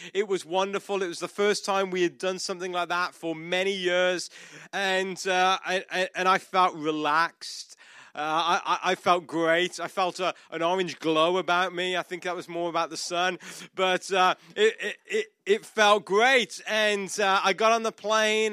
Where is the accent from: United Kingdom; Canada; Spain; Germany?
United Kingdom; moved away as an adult; I'm not Australian, I'm not South African, I'm, I'm British